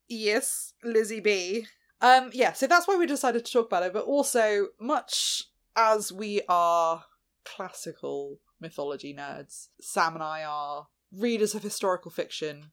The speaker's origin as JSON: {"language": "English", "country": "United Kingdom", "said": "we are an English speaking country"}